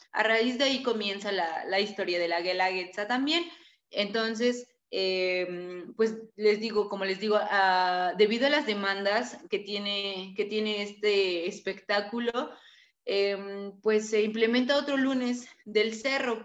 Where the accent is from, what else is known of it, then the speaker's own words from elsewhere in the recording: Tlaxiaco, Oaxaca, Mexico; Tlajiaco, donde, de donde soy yo